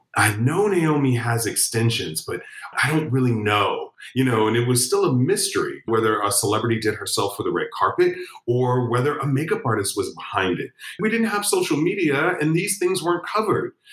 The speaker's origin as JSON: {"language": "English", "town": "Chicago", "region": "Illinois", "country": "United States", "said": "I'm from Chicago."}